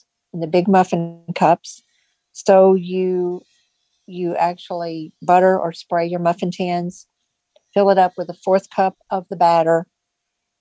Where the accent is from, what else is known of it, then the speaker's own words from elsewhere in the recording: East Tennessee, United States; now in Virginia, United States; from a Lions Club in East Tennessee, where I grew up in Tennessee